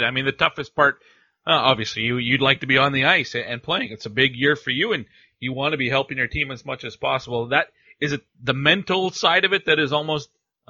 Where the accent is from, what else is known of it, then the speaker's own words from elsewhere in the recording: Cold Lake, Alberta, Canada; I'm familiar with Wainwright, being a Cold Lake guy myself